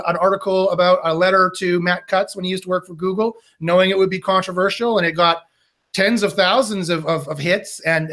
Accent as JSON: {"language": "English", "country": "Canada", "said": "I'm Canadian"}